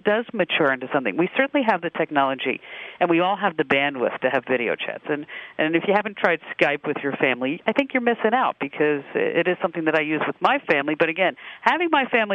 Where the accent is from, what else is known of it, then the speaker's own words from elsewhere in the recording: New York City, New York, United States; I'm from New York City